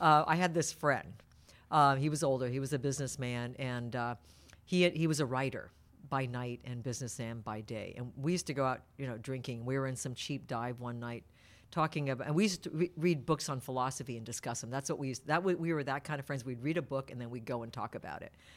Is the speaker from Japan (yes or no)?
yes; Tokyo, Japan; now in Petaluma, United States; the ones that I grew up with in Tokyo were the white ones